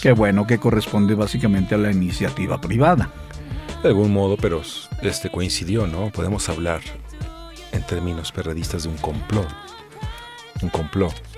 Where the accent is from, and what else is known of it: Mexico